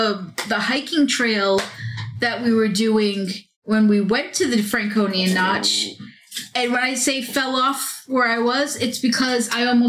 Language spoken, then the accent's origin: English; Chicago, Illinois, United States; which is just go down the street and talk to somebody else because I'm not from around here. Yeah. I'm from Chicago.